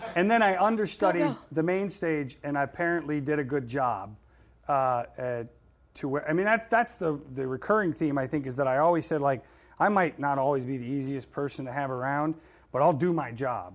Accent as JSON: {"language": "English", "region": "Florida", "country": "United States", "tie": "born or raised there", "also_born_or_lived": "New York", "moved": "yes", "said": "I lived in Florida. I grew up in Florida."}